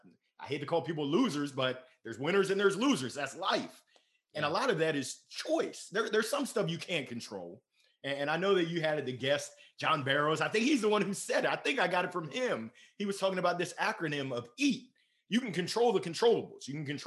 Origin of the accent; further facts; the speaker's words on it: Columbia, Maryland, United States; also born or lived in Baltimore / Danville, Illinois / Grand Island, Nebraska / Tuscaloosa, Alabama; Outside of Baltimore. I grew up in Columbia, Maryland. It's crazy. I was born in Baltimore and we moved around. I've lived in Danville, yeah, Illinois, Grand Island, Nebraska, Tuscaloosa, Alabama